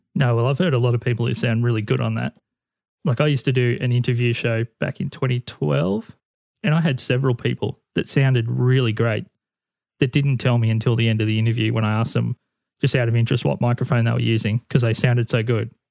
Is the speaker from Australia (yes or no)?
yes; Australia; the bigger independent acts in Australia were all stopping at the hotel that I used to manage the entertainment for